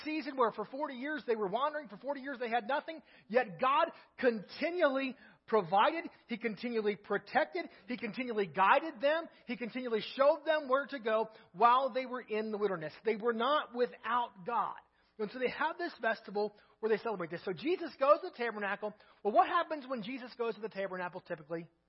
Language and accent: English; United States; we're American